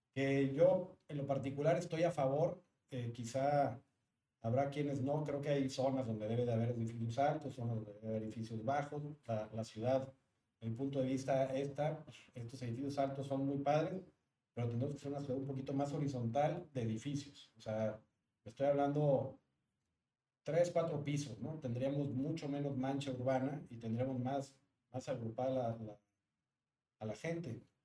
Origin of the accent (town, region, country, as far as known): Monterrey, Nuevo León, Mexico